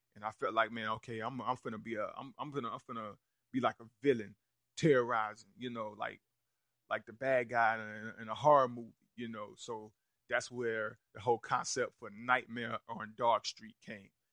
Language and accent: English; Rock Hill, South Carolina, United States; Rudy Currents, who I grew up with on Ogden Road